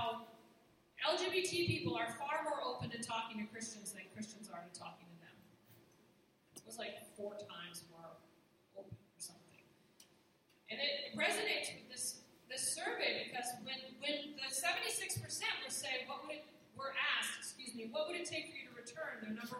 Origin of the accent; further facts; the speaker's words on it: New Hampshire, United States; I'm from New Hampshire